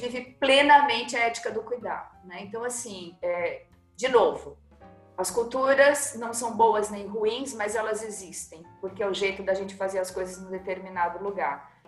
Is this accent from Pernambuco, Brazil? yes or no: yes; Pernambuco, Brazil; eu sou pernambucana é, e gosto dessas minhas raízes